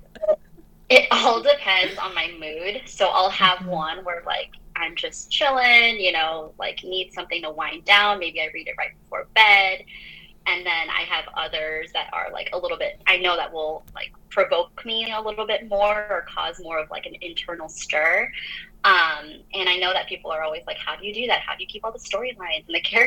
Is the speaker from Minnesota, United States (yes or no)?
yes; Minnesota, United States; also born or lived in France; I grew up in France for a short while and then moved to Minnesota, for the rest of my like childhood and adolescence